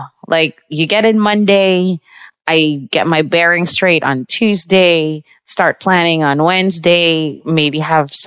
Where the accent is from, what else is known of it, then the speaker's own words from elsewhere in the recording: Visayas, Philippines; now in New York, United States; I'm from the Visayas in the Philippines